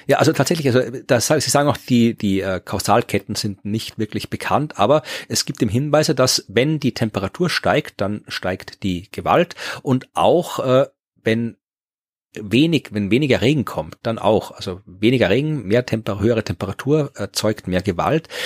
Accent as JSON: {"language": "German", "country": "Austria"}